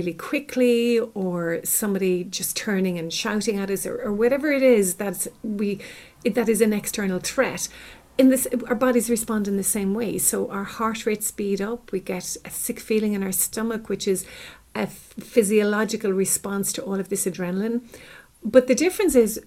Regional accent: Ireland; I'm from Ireland and I'm actually living in Ireland. I live close to Dublin

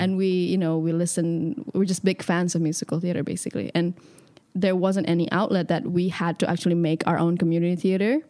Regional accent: Indonesia; moved away as an adult; also born or lived in Jakarta; now in London, United Kingdom; I grew up in Indonesia my whole life

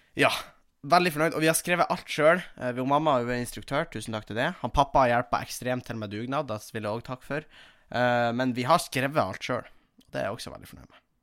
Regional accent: Tjongsfjord, Nordland, Norway; moved away; mamma som er revysjef hjemme i Tjongsfjord

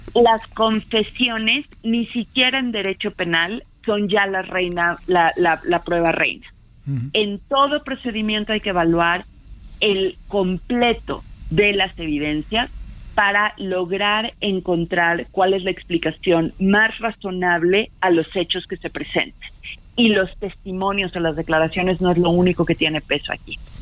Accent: Mexico

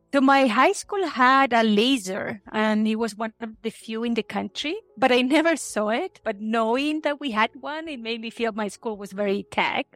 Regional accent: Chile; moved away as an adult; also born or lived in Santiago, Chile / Constitución, Chile / Seattle, United States; I grew up in Chile

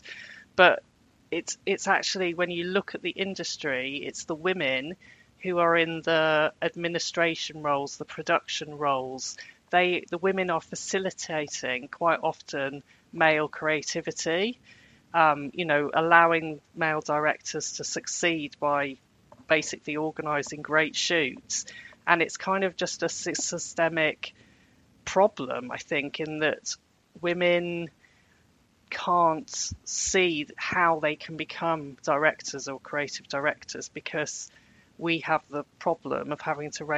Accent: Birmingham, West Midlands, United Kingdom; I grew up in Birmingham in the 1980s and it was a cultural desert

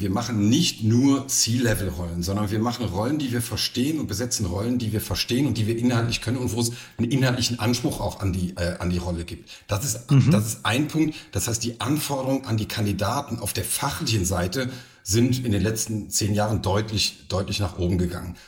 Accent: Cologne, North Rhine-Westphalia, Germany; moved away as an adult; also born or lived in Saarland / Saarbrücken / Frankfurt; now in Saarburg, Germany; ich bin gebürtiger Kölner

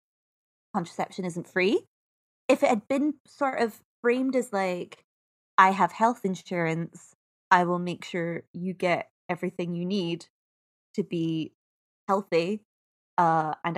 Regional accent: Scotland, United Kingdom; I'm Scottish

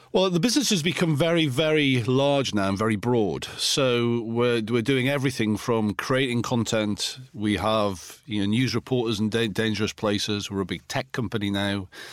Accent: Alnwick, North East England, United Kingdom; in my hometown in Anik in Northumberland

